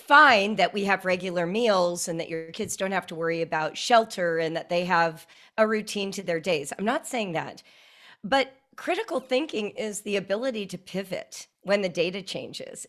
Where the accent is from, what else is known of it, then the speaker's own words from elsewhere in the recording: Calabasas, California, United States; also born or lived in Central Africa / North Africa; I grew up in Southern California in a place that everyone knows now, Calabasas Park